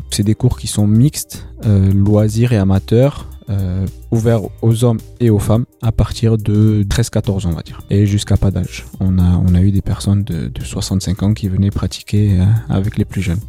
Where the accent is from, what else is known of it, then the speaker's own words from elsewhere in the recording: Bordeaux, Nouvelle-Aquitaine, France; je suis originaire du quartier de Bacalan, je suis de Bordeaux Nord aussi